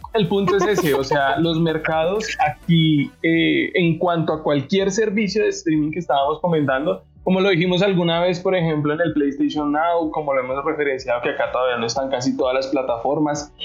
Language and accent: Spanish; Colombia; como somos los colombianos